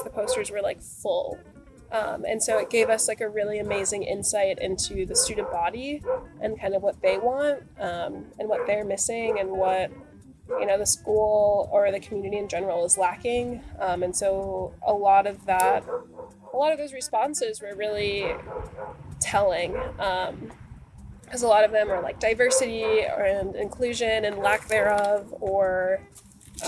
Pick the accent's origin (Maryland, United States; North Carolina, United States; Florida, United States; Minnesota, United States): Minnesota, United States; Minneapolis; moved away as an adult; now in Portland, United States; I am from Minneapolis, Minnesota, and I moved to Portland about 4 years ago